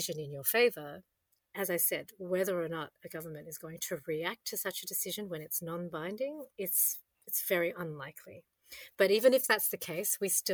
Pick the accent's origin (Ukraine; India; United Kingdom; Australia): Australia; I enjoyed as an Aussie